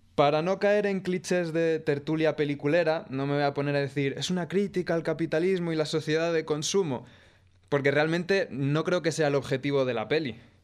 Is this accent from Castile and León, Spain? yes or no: yes; Ávila, Castile and León, Spain; soy de Ávila